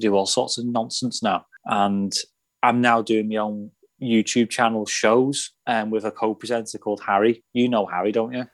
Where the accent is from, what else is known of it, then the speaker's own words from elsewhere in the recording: Runcorn, North West England, United Kingdom; I'm not technically from Liverpool, I'm from Runcorn, uh, Cheshire